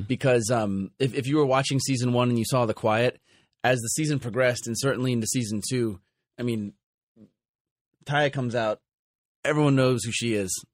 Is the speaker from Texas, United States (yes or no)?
no; Los Angeles, California, United States; my hometown of Los Angeles